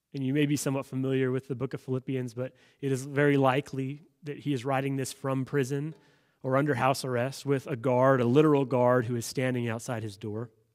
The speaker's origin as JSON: {"language": "English", "country": "United States", "said": "as an American citizen"}